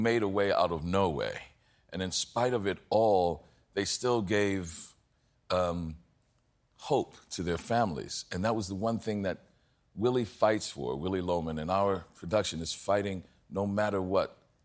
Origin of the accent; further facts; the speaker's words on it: New Orleans, Louisiana, United States; I'm from New Orleans, so, you know, even when I was growing up in the 60s and 70s